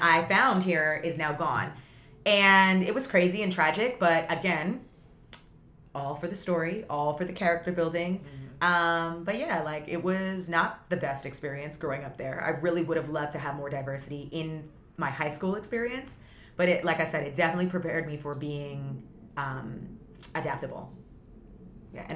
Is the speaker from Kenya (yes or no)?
no; Toronto, Ontario, Canada; moved away; also born or lived in Vaughan, Ontario; as soon as we moved from the city to Vaughn, it was a complete culture shock because I grew up in the city with so much diversity